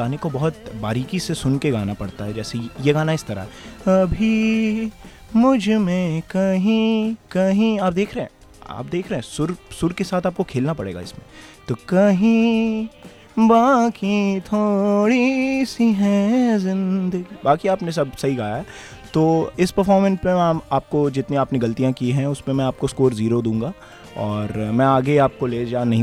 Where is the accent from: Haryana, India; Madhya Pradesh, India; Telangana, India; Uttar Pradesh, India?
Uttar Pradesh, India; Gorakhpur; जी मैं गोरखपुर का रहने वाला हूँ